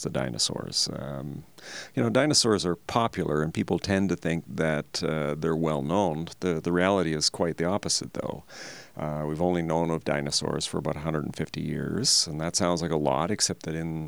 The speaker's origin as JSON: {"language": "English", "town": "Toronto", "region": "Ontario", "country": "Canada", "tie": "born or raised there", "also_born_or_lived": "Montreal, Canada", "moved": "as an adult", "lives_now": "Alberta, Canada", "said": "when I was a kid, I was growing up in the Toronto area"}